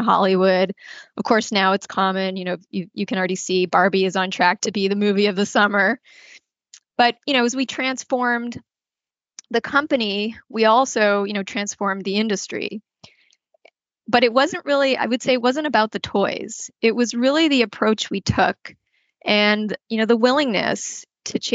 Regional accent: Canada; moved away as an adult; also born or lived in Toronto; now in United States; I'm actually a Canadian and got my first job out of university at Hasbro in their Toronto office

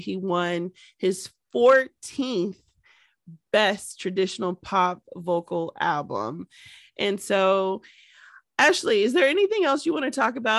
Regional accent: Canada; And I'm from Canada.

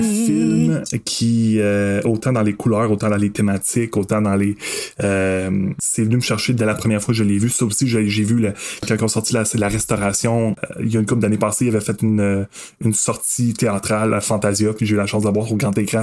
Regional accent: Masson-Angers, Quebec, Canada; j'ai grandi à Masson-Angers. Ah ouais. dans un petit village à l'extérieur

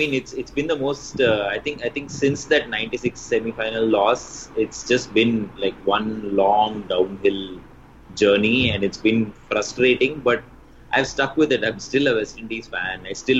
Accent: Manipal, Karnataka, India; I grew up in Manipal, which is on the west coast of India.

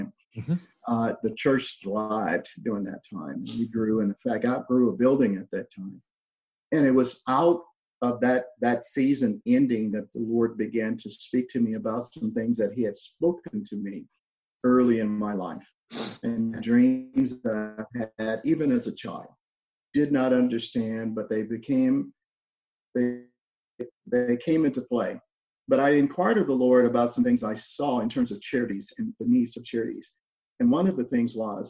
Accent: Louisiana, United States; also born or lived in Missouri; now in Alabama, United States; I'm originally from Louisiana. That's where I grew up at.

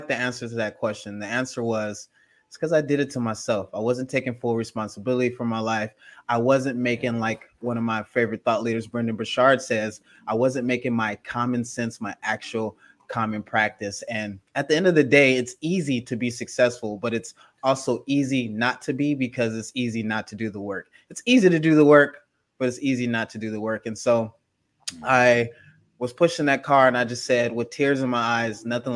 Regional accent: Gardena, California, United States; also born or lived in Los Angeles, California; I'm actually from Gardena, California, which is 2 minutes away from Compton, California, which is more famous

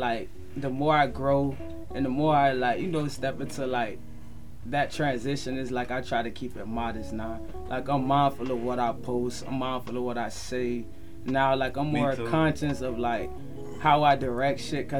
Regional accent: Fort Lauderdale, Florida, United States; I grew up in Franklin Park, dog. I went to Martin Luther King Elementary, bro. I went to William Dandy. I went to Dillard High School.

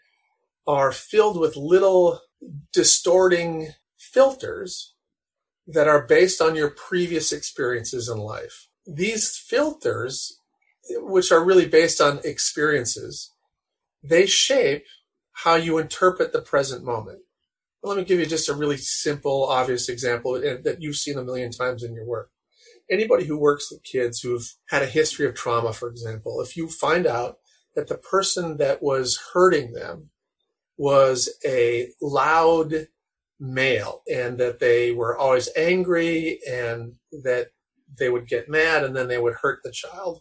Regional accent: North Dakota, United States; I grew up in North Dakota

